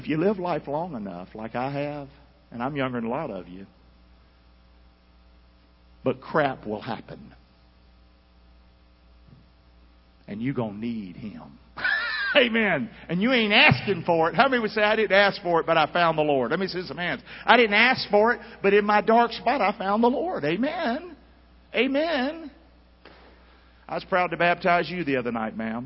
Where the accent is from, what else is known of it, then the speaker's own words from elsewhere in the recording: Rockingham, North Carolina, United States; I'm from Rockingham. And one of the worst parts of town.